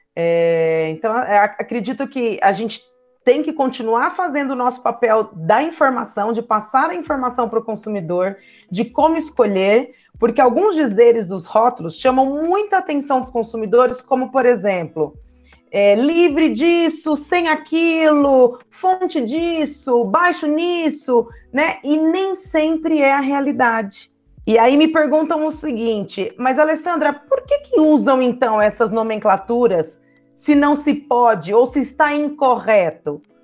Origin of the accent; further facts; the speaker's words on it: Ribeirão Preto, São Paulo, Brazil; moved away as an adult; now in Poços de Caldas, Brazil; sou de Ribeirão Preto, mas moro em Poços de Caldas já tem aproximadamente é, 13 anos